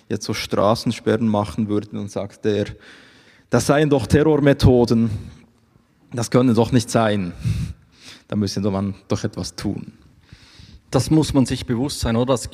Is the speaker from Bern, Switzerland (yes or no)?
yes; Bern, Switzerland; ich komme ja aus Bern, wie gesagt, darum rede ich auch nicht allzu schnell.